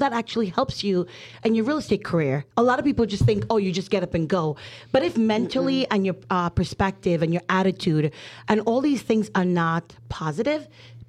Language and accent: English; New Jersey, United States; I'm from Jersey.